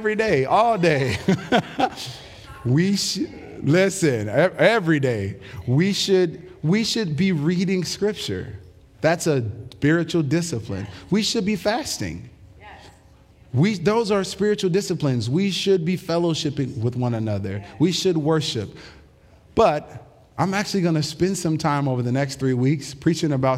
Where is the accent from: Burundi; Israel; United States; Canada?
United States; American human beings